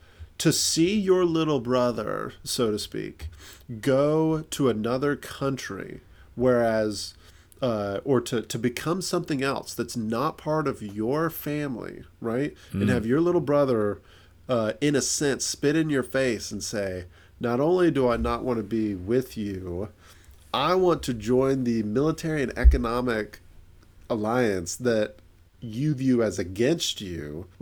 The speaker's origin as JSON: {"language": "English", "country": "United States", "said": "I'm Scots-Irish, but I'm American."}